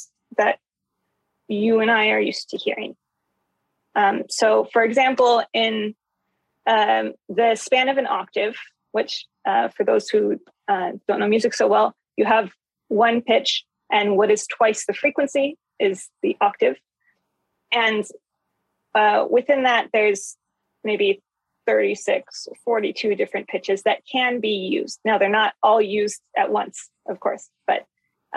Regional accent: Santa Barbara, California, United States; I moved back to my hometown of Santa Barbara

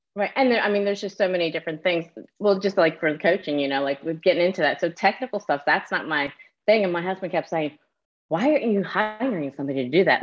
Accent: New Jersey, United States; now in Myrtle Beach, United States; So I'm from New Jersey originally. I live down near Myrtle Beach, South Carolina

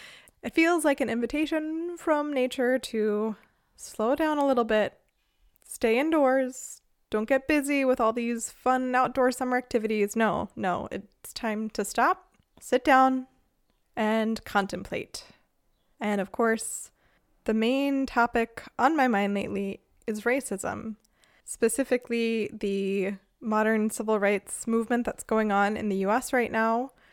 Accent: United States; now in Freiburg, Germany; We're both people who are in Germany, but who are not born Germans. You're South African, I'm American.

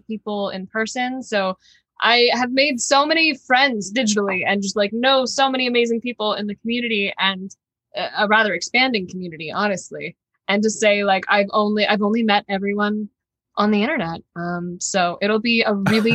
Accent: Texas, United States; moved away as an adult; now in Los Angeles, United States; I was born and raised in Texas. Great place to be from. I had a great childhood

